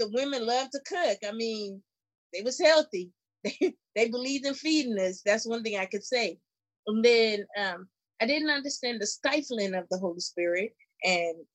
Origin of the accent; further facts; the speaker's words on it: Bermuda; now in United States; I'm from Bermuda